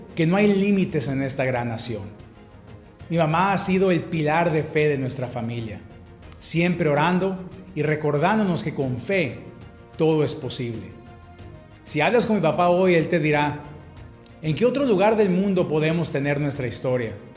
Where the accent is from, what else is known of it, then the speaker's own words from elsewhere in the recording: Tucson, Arizona, United States; also born or lived in Mexico; crecí en Tucson, Arizona